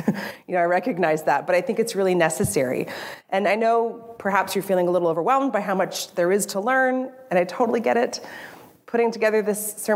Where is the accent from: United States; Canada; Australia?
United States; California; moved away; I grew up in California